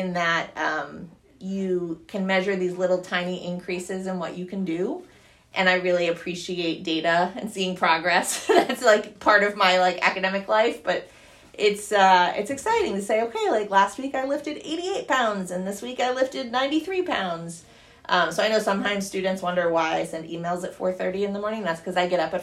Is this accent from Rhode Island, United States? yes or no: yes; Rhode Island, United States; moved away; also born or lived in Pennsylvania; I grew up originally in Rhode Island and then Pennsylvania.